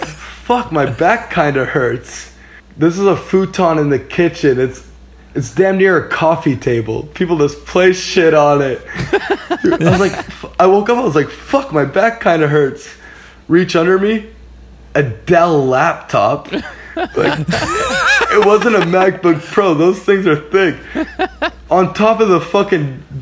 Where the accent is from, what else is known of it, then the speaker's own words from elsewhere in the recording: Cornwall, Ontario, Canada; I'm from Cornwall, Ontario